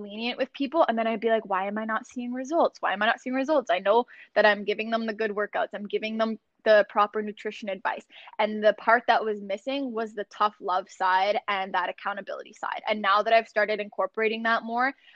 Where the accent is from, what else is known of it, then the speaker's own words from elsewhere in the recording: Sarnia, Ontario, Canada; my hometown of Sarnia